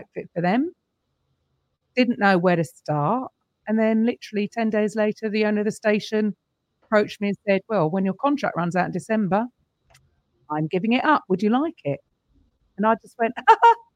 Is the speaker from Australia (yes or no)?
no; London, United Kingdom; also born or lived in Naples, Italy; from London and I teach Step